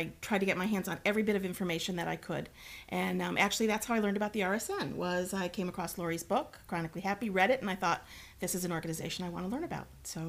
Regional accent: upstate New York, United States; I'm actually just from upstate New York.

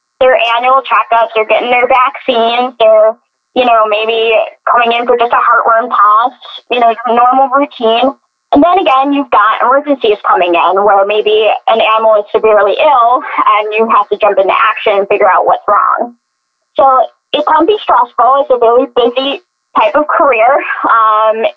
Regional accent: Buffalo, New York, United States; I come from Buffalo, New York, where it snows

